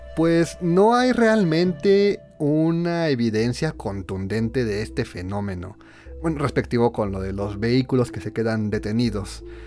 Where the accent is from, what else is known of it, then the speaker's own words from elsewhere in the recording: Mexico; somos mexicanos